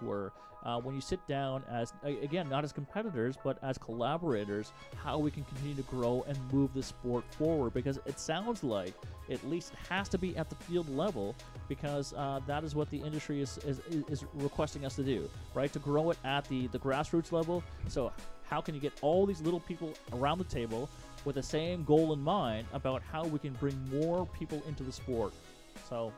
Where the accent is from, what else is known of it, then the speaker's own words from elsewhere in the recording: Canada; as a Canadian